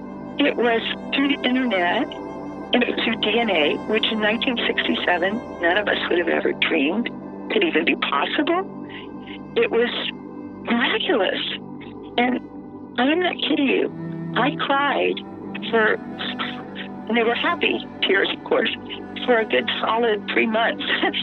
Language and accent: English; Alexandria, Louisiana, United States; now in Baton Rouge, United States; I live in Baton Rouge. I'm happily married. I have three healthy and happy children. I grew up in Alexandria.